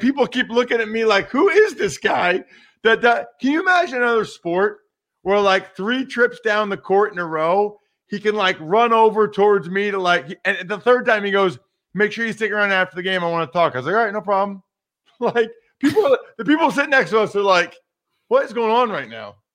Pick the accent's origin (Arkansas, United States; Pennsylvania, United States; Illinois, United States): Pennsylvania, United States; Reading; Daniel's from my hometown. He's from Reading, Pennsylvania